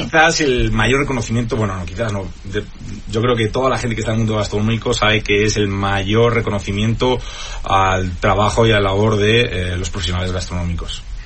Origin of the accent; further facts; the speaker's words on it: Spain; now in Mexico; Soy muy español